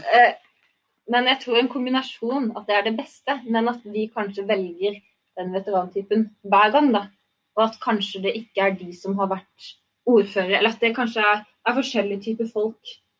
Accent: Arendal, Agder, Norway; jeg kommer jo fra Hisøy

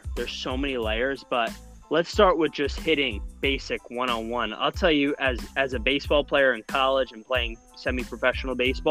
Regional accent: New Rochelle, New York, United States; I am a New Rochelle, New York native

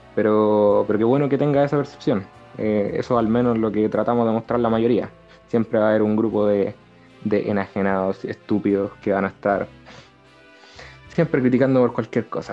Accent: Dominican Republic; now in Chile; soy de República Dominicana

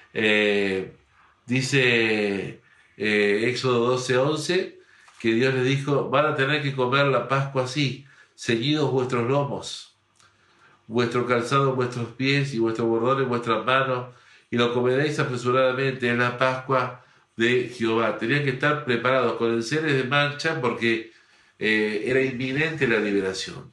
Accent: Argentina

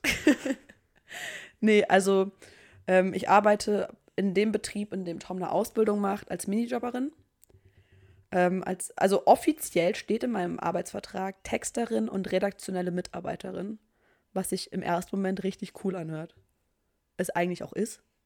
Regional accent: Saarbrücken, Saarland, Germany; ich bin aus Saarbrücken, gebürtig, lebe dort immer noch

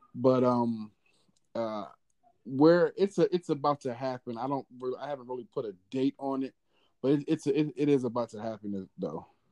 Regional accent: Philadelphia, Pennsylvania, United States; now in Georgia, United States; I'm from Philly

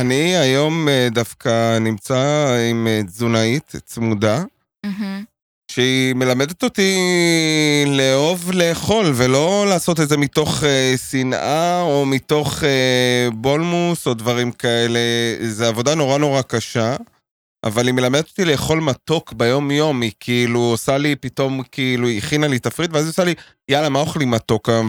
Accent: Jerusalem, Jerusalem District, Israel; now in Tel Aviv, Israel; גדלתי בקטמון, בירושלים

